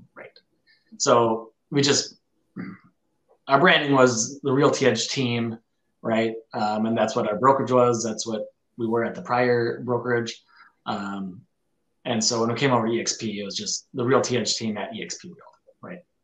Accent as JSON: {"language": "English", "region": "northern Minnesota", "country": "United States", "tie": "born or raised there", "lives_now": "Rochester, United States", "said": "I, grew up in northern Minnesota, and now I'm down in southern Minnesota"}